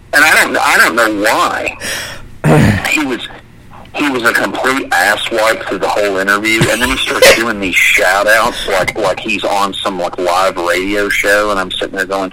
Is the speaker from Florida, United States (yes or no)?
yes; Florida, United States; I did vocals and played bass in many different death metal bands growing up in Florida.